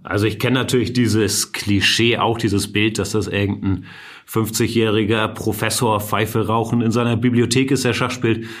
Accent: Hamburg, Germany; ich bin Hamburger, beide Eltern Deutsche

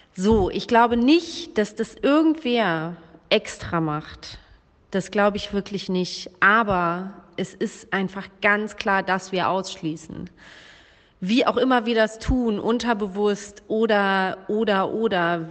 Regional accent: Germany; ich bin weiß und in Deutschland geboren

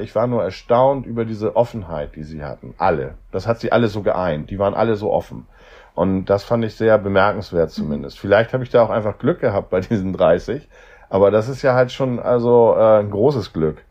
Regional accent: Hamburg, Germany; Ich komme aus Hamburg

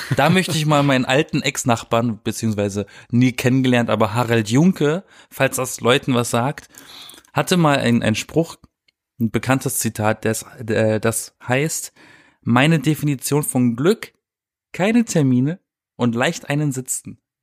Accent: Germany; now in Berlin, Germany; in meiner Heimat bei meinen Eltern

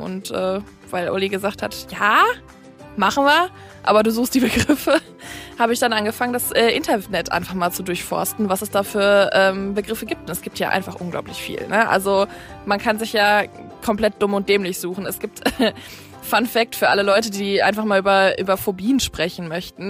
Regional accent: Ruhr area, North Rhine-Westphalia, Germany; now in Kiel, Germany; meiner Heimat, dem Ruhrgebiet.

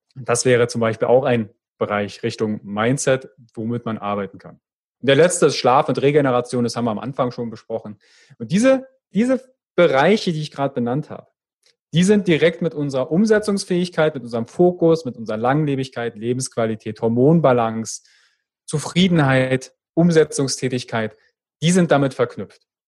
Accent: Fürstenwalde, Brandenburg, Germany; accent: Berlinerisch; ich komme ja aus der Ecke äh, Fürstenwalde, also da kommt manchmal so ein bisschen das Berlinerische durch

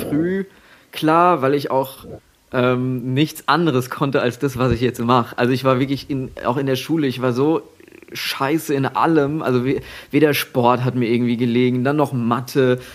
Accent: at the border to Hesse, Bavaria, Germany; ich komme ja aus, aus dem letzten Fitzelchen Bayern quasi, gerade an der Grenze zu Hessen

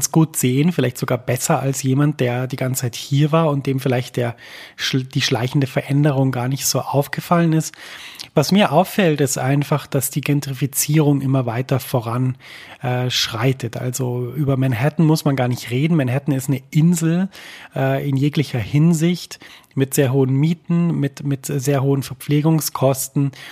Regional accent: Germany; Und ich habe gemerkt, immer wenn ich sage, ich komme aus Deutschland, war es so ein bisschen, äh, oh, es tut uns wahnsinnig leid.

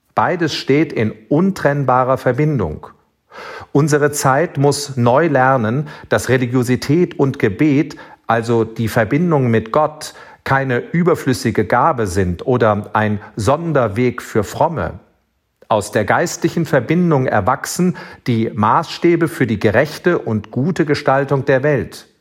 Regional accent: Rhineland, Germany; als Rheinländer

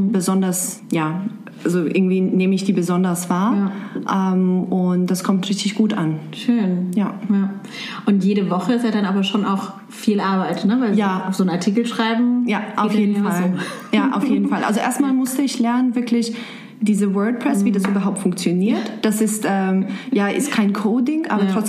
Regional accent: Serbia; German is a second language; moved away as an adult; also born or lived in Germany; now in Frankfurt, Germany; ich bin 29 Jahre alt. Ich komme ursprünglich aus Serbien und seit siebeneinhalb Jahren wohne ich in Deutschland.

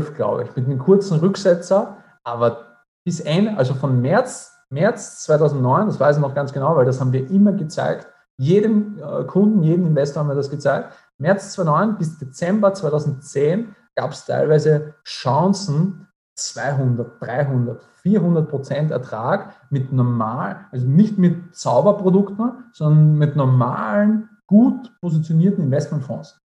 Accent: Austria; bei uns in Österreich

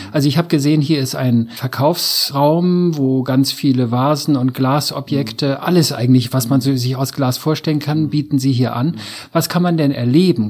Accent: the North, Northern Germany, Germany; bei uns im Norden sagt man die jungen Derns

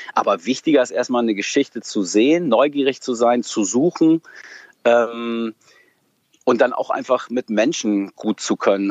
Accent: Emsland, Lower Saxony, Germany; Ich, ich komme aus dem Emsland, bin da groß geworden

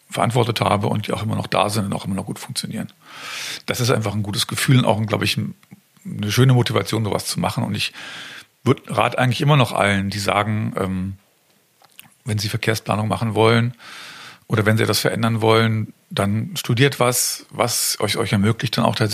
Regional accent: Göttingen, Lower Saxony, Germany; also born or lived in Kassel; Göttingen war meine alte Heimat, ich kannte die Stadt, habe in Kassel gelebt, hatte dort mittlerweile eine Partnerin und ein Kind.

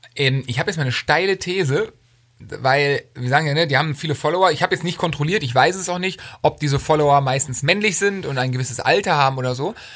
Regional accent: Cologne, North Rhine-Westphalia, Germany; Ich komme aus der Ecke von Köln

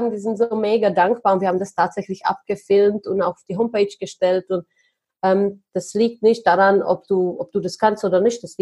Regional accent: Czechia; German is a second language; So, aber ich komme tatsächlich aus Tschechien. Ich komme aus einer mega, mega armen Familie.

